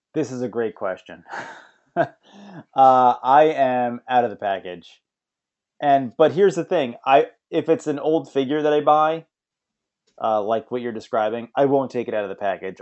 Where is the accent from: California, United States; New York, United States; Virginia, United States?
New York, United States; Bethpage; that's Bethpage. That's where I grew up.